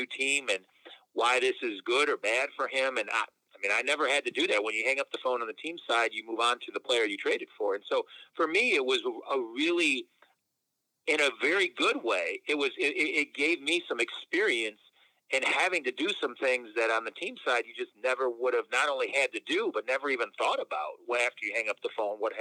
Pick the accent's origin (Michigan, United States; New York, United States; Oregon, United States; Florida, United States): Michigan, United States; Detroit; moved away; I'm from Detroit. I grew up in Detroit and this is my hometown.